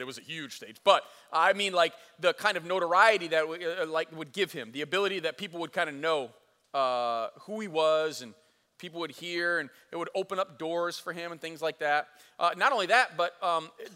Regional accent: United States; I'm an American in the 21st century

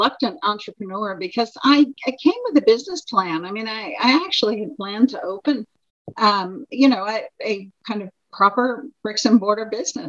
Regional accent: New York City, New York, United States; moved away as an adult; now in Carlingford, Ireland; So I was born and reared in and around New York City, the city itself and the suburbs. And I joke that I used to live at the corner of 68th and Broadway. And now I live two fields over from Cooley Kickums

